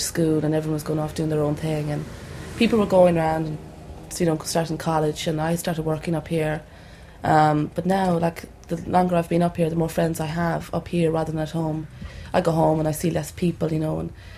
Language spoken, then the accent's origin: English; Roscommon, Connacht, Ireland; moved away as an adult; now in Dublin, Ireland; I'm from Roscommon, 4 miles outside Roscommon town